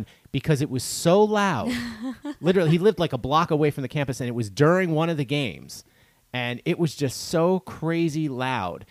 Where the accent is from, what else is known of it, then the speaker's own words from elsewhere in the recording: Stuyvesant, New York, United States; moved away; I'm actually from Stuyvesant, New York